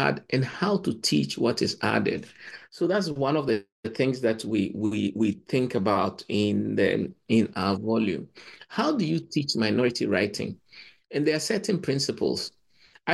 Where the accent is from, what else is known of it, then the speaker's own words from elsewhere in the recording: Ghana; moved away as an adult; also born or lived in Cambridge, United Kingdom; I come from Ghana, but I did Nigerian literary history